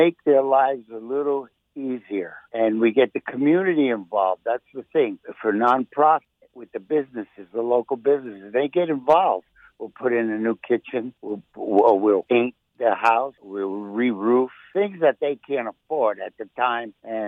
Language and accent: English; New York City, New York, United States; I grew up in Spanish Harlem